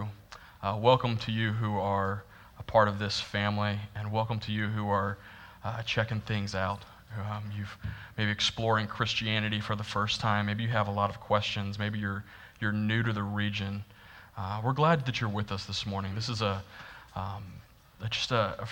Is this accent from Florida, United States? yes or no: yes; Florida, United States; I'm from Florida, and I've never been to New York City until like last year.